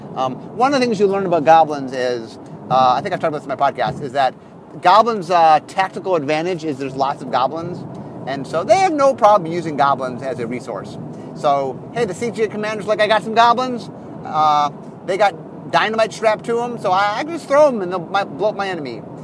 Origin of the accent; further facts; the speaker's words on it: Cleveland, Ohio, United States; We're from Cleveland, Ohio.